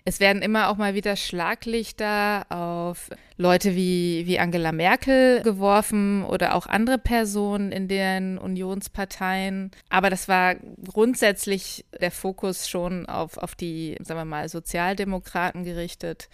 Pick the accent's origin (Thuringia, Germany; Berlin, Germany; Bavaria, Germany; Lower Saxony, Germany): Lower Saxony, Germany; ich komme ja auch aus Niedersachsen